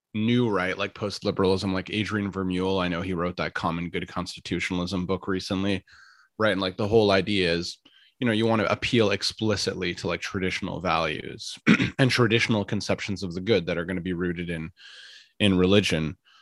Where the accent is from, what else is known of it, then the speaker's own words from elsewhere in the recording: Ottawa, Ontario, Canada; moved away as an adult; now in Toronto, Canada; I was born in Ottawa